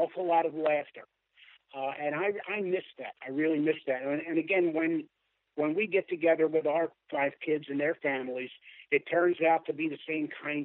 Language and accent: English; Philadelphia, Pennsylvania, United States; moved away; I'm from South Philadelphia, although I haven't lived in South Philadelphia since 1956